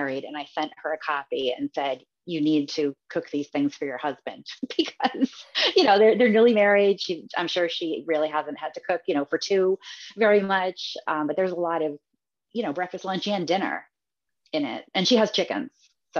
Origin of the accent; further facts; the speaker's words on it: Massachusetts, United States; And growing up in Massachusetts, my grandmother always had it.